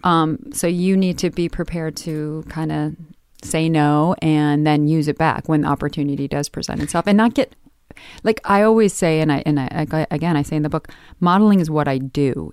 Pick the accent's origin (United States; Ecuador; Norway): United States; Midwest; moved away; growing up in the Midwest